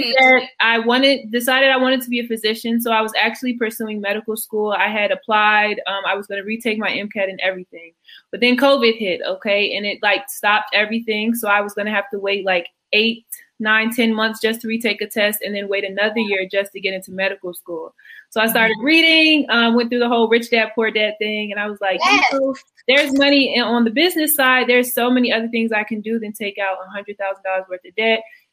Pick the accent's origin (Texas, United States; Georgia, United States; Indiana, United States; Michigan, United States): Georgia, United States; Atlanta; now in Philadelphia, United States; So I'm currently in Philadelphia, but I'm from Atlanta originally.